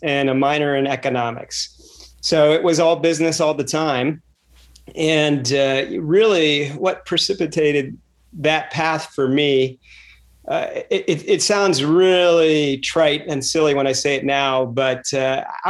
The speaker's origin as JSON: {"language": "English", "town": "Reston", "region": "Virginia", "country": "United States", "tie": "born or raised there", "said": "I grew up in the Washington, D.C. suburbs in Reston, Virginia"}